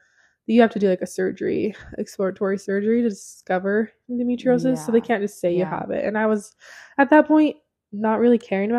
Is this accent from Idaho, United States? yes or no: yes; Idaho Falls, Idaho, United States; moved away; That's my hometown.